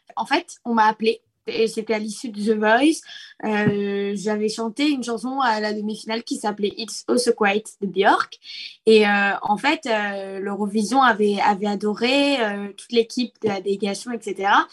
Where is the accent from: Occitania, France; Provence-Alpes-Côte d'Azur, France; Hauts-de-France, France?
Provence-Alpes-Côte d'Azur, France; Nice; je suis de Nice